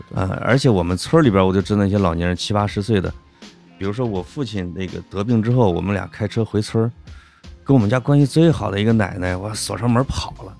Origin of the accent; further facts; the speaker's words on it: China; 我们中国人